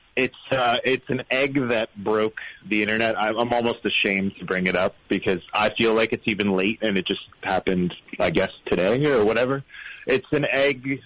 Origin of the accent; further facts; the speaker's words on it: St. Petersburg, Florida, United States; moved away as an adult; now in Toronto, Canada; I'm originally from Florida, um, from St. Petersburg, Florida